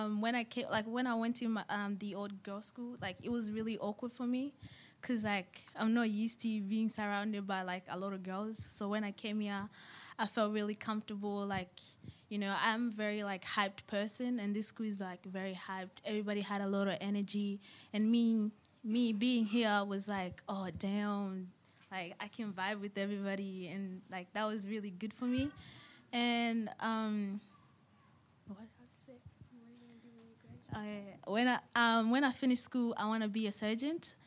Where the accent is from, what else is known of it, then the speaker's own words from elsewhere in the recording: Malawi; now in Australia; I'm from Malawi